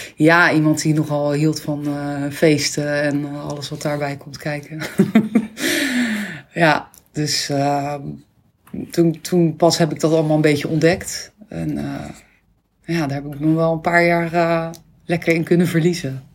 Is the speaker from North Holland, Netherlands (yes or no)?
no; Rockanje, South Holland, Netherlands; opgegroeid in Rokanje. Een heel kneuterig dorpje onder Rotterdam